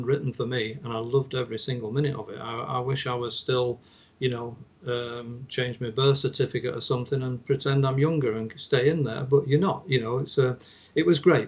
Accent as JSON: {"language": "English", "region": "England", "country": "United Kingdom", "said": "I'm English"}